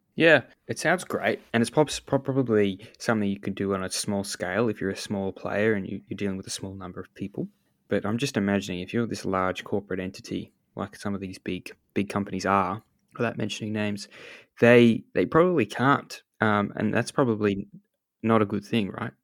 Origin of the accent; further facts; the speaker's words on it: Australia; We we are an island here in Australia, and we are quite far removed